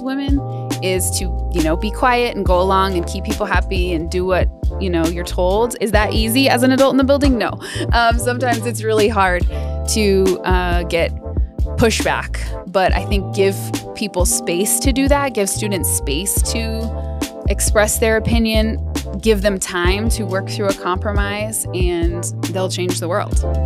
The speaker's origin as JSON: {"language": "English", "town": "Denver", "region": "Colorado", "country": "United States", "tie": "born or raised there", "also_born_or_lived": "Los Angeles", "said": "I grew up mostly in Denver and kind of the suburbs and areas around"}